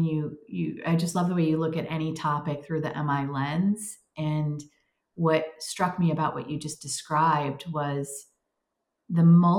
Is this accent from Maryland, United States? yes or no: no; Detroit, Michigan, United States; So that's my hometown, Detroit.